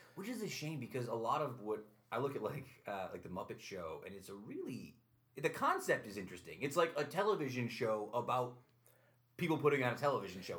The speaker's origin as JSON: {"language": "English", "town": "Utica", "region": "New York", "country": "United States", "tie": "born or raised there", "said": "I grew up here, and Utica College sort of existed on the periphery"}